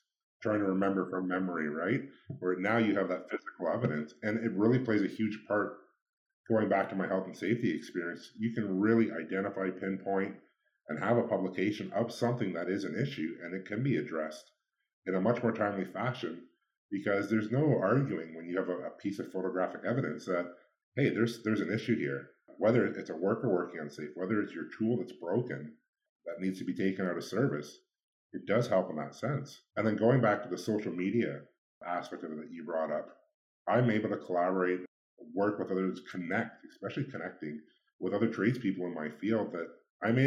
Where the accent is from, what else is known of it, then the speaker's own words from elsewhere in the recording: Ridgetown, Ontario, Canada; now in London, Canada; where I grew up in Ridgetown, it was a predominantly white community